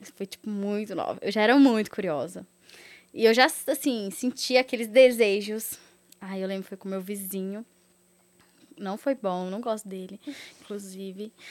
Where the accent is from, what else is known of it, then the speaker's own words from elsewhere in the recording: Catas Altas, Minas Gerais, Brazil; also born or lived in Contagem; eu sou do interior de Catas Altas, mas aí eu morei três anos lá em Contagem, depois eu voltei pro interior de novo.